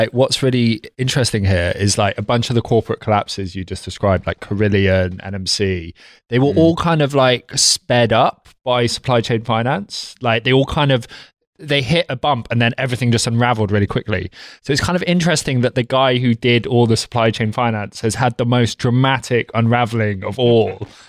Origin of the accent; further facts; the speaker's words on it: Derby, East Midlands, United Kingdom; So yeah, not a southerner. I'm from